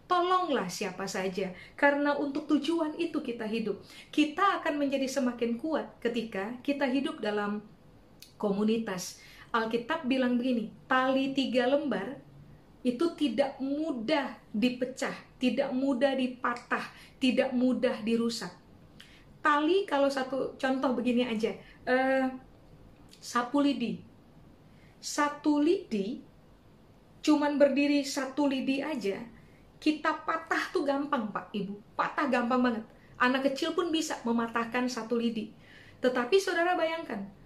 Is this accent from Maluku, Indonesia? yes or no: yes; Ambon, Maluku, Indonesia; Di kalangan orang Maluku, saya orang Ambon Pak Ibu, di kalangan orang Maluku uh, ada statement begini, ale rasa, beta rasa, yang Anda rasa, saya juga rasa.